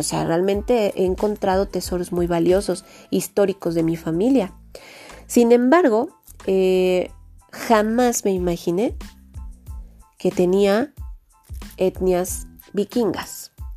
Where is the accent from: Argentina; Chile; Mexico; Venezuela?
Mexico; somos mexicanos